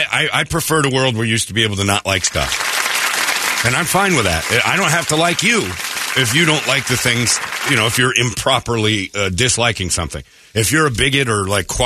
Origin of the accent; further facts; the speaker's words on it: Maryvale, Arizona, United States; Little about me. I look like Brady if he pushed his nose up like a farm animal. I grew up in Maryvale. I went to Maryvale High School. I'm a local artist.